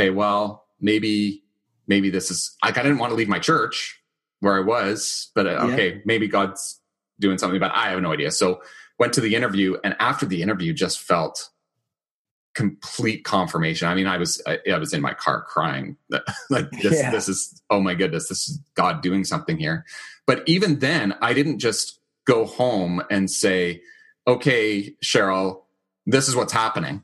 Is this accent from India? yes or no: no; Winnipeg, Manitoba, Canada; my hometown, Winnipeg